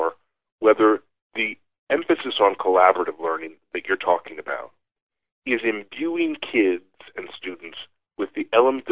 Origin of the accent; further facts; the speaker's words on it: Buffalo, New York, United States; moved away; I grew up in Buffalo and my father grew up in Cincinnati